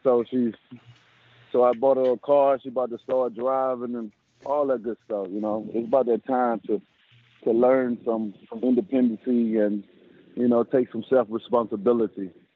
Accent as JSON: {"language": "English", "region": "the South", "country": "United States", "said": "I'm from the South, so I'm from the South, and I got a lot of cooks in my family"}